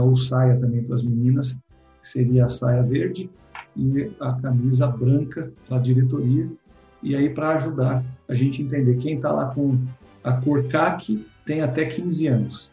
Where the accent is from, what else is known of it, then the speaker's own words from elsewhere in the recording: Santo André, São Paulo, Brazil; Eu sou de Santo André, a gente está aí, a origem aqui em São Paulo, mas é no ABC Paulista